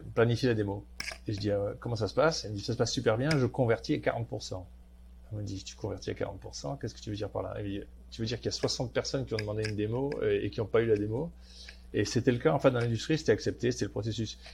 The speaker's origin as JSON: {"language": "French", "town": "Marseille", "region": "Provence-Alpes-Côte d'Azur", "country": "France", "tie": "born or raised there", "also_born_or_lived": "Paris / Silicon Valley", "moved": "as an adult", "said": "j'ai un nom du Nord, mais j'ai grandi à Marseille."}